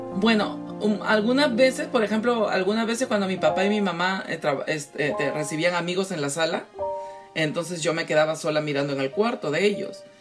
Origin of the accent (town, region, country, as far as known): Peru; born or raised there; moved away